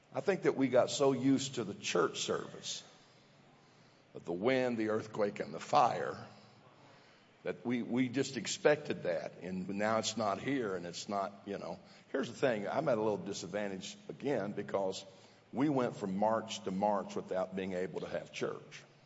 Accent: southeast Missouri, United States; as a kid in southeast Missouri

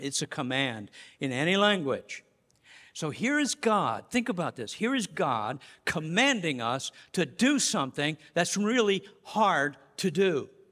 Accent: Colorado, United States; now in Massachusetts, United States; I'm from Colorado

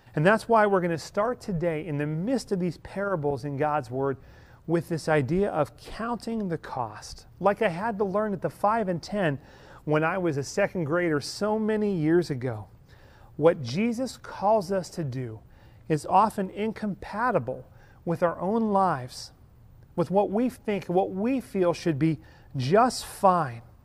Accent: Ellwood City, Pennsylvania, United States; the five and dime in my hometown in Elwood City, Pennsylvania

